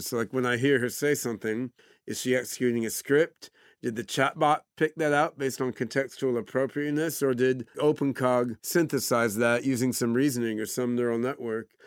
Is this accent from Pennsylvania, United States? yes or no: yes; Philadelphia, Pennsylvania, United States; also born or lived in Brazil / Oregon; when I was seven years old, I moved to Philadelphia area